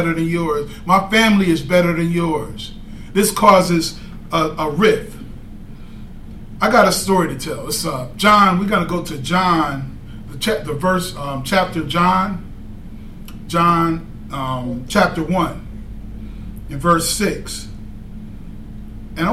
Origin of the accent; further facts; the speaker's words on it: Tennessee, United States; I'm from Tennessee